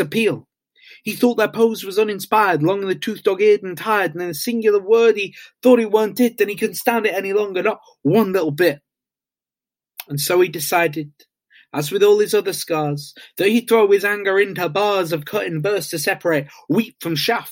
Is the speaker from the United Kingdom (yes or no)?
yes; Isle of Wight, South East England, United Kingdom; I'm from the Isle of Wight.